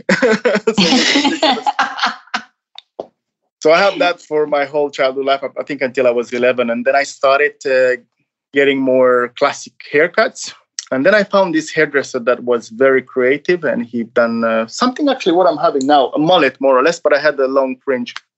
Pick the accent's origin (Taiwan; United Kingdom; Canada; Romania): Romania; now in Norway; I'm from Romania